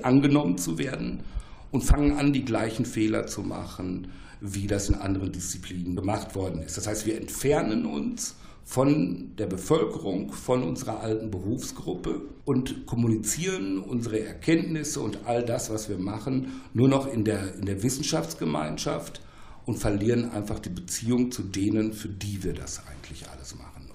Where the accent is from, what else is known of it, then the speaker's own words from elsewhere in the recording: Ruhr area, North Rhine-Westphalia, Germany; Ich komme aus dem Ruhrgebiet